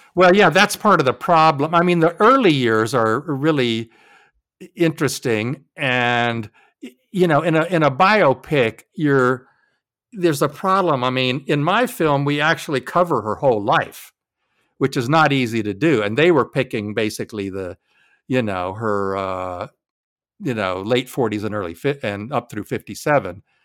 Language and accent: English; Jacksonville, Florida, United States; I'm from Jacksonville, Florida